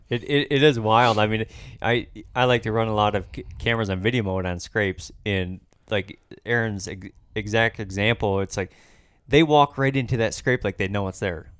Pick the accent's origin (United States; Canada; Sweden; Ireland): United States; Michigan; here in my home state